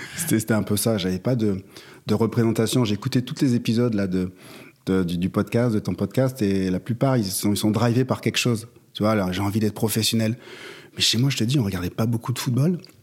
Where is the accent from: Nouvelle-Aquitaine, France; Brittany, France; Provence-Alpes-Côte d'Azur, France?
Nouvelle-Aquitaine, France; Pau; moved away as an adult; also born or lived in Paris / Marseille; Je viens de Pau, petite ville euh, du sud-ouest